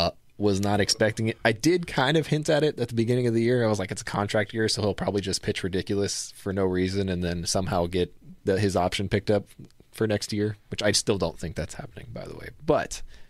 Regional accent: Riverside, California, United States; We're both from Riverside.

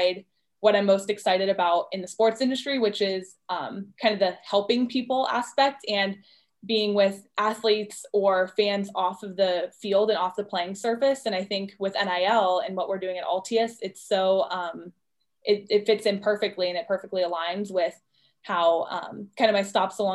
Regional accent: Orlando, Florida, United States; I'm originally from Orlando

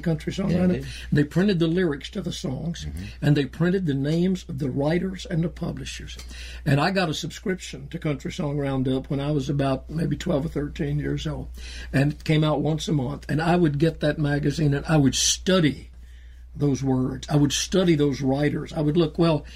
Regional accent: Georgia, United States; also born or lived in South Carolina; I grew up in Georgia.

